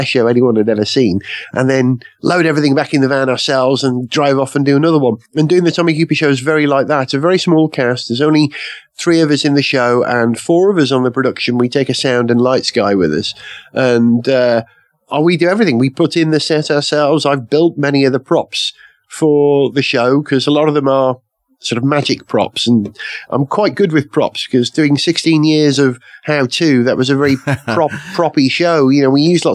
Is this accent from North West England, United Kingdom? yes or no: no; Holywell, Wales, United Kingdom; growing up in North Wales